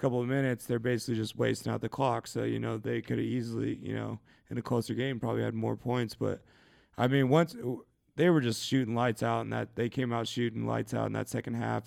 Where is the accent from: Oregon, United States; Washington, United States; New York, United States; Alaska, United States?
Washington, United States; Shelton; moved away; I'm a kid from Shelton, um, Shelton, Washington